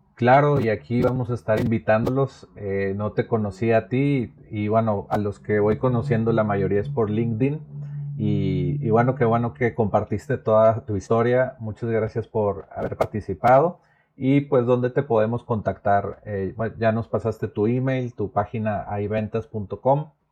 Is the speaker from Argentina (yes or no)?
no; Monterrey, Nuevo León, Mexico; also born or lived in Naucalpan, State of Mexico; he vivido toda mi vida en Monterrey, pero nací en el Estado de México, en Naucalpan